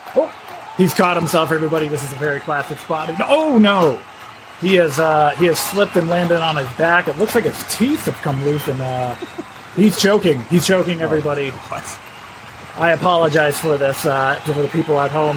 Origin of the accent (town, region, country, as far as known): Washington, District of Columbia, United States; born or raised there